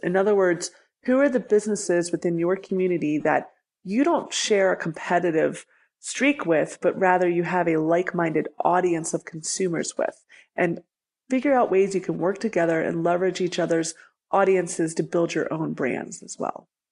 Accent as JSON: {"language": "English", "town": "Libertyville", "region": "Illinois", "country": "United States", "tie": "born or raised there", "moved": "yes", "lives_now": "Denver, United States", "said": "I grew up outside of Chicago in a town called Libertyville"}